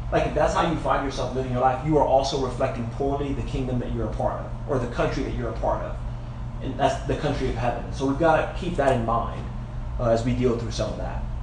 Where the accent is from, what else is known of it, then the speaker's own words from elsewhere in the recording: United States; it's not so much that I'm just respecting the laws of this, this land because I'm American and I love this country